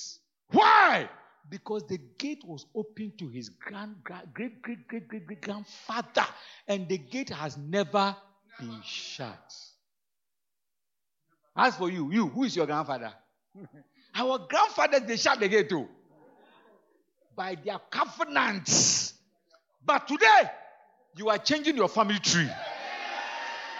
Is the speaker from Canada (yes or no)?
no; Ghana